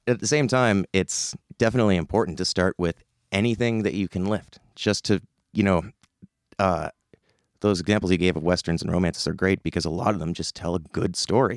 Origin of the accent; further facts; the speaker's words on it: Summerside, Prince Edward Island, Canada; growing up in Summerside